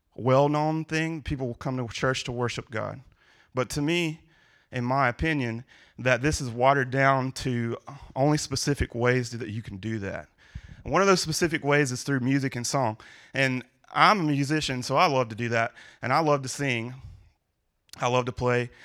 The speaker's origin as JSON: {"language": "English", "region": "Louisiana", "country": "United States", "moved": "yes", "lives_now": "Ohio, United States", "said": "I'm from Louisiana"}